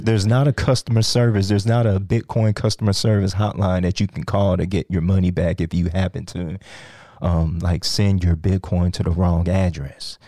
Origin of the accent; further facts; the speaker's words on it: Sugar Land, Texas, United States; also born or lived in Nigeria / Iowa; I grew up here in, um, Sugarland